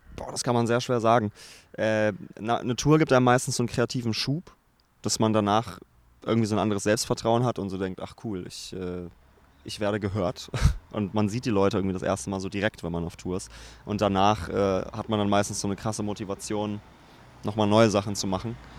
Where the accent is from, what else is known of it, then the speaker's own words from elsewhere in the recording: Braunschweig, Lower Saxony, Germany; now in Berlin, Germany; Braunschweig ist noch die Heimat und ich bin da auch sehr gerne